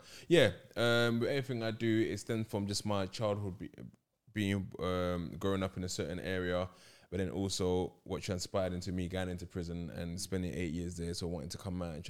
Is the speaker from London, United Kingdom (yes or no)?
yes; London, United Kingdom; As growing up in London...